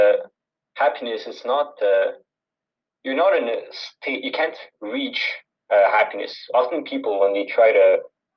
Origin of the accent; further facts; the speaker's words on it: Montreal, Quebec, Canada; I was born and raised in Montreal.